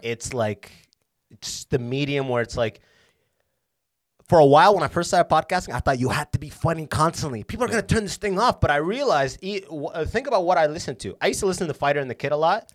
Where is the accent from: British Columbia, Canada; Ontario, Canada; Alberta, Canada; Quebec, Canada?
Ontario, Canada; London; I'm from London, Ontario